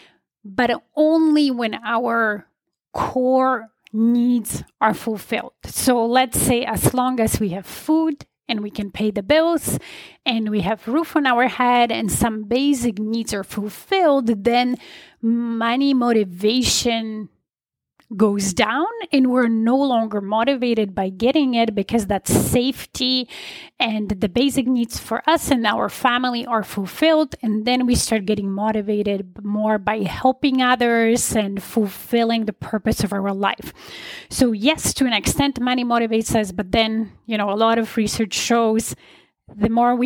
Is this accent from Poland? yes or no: yes; Poland; I was born in Poland in the communist regime. I was about 11 when the communist regime collapsed in Poland